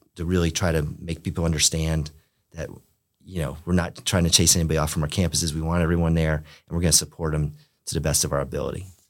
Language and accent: English; Pompano Beach, Florida, United States; I grew up in Pompano Beach, Florida